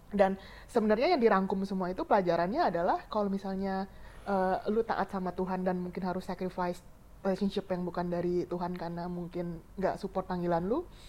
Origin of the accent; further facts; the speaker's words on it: Indonesia; moved away as an adult; also born or lived in Australia; negara gue which is adalah Indonesia